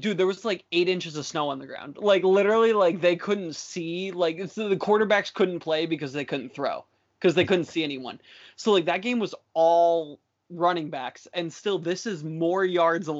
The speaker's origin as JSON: {"language": "English", "town": "Detroit", "region": "Michigan", "country": "United States", "tie": "born or raised there", "said": "I was born in Detroit, raised in Detroit, spent my whole life there"}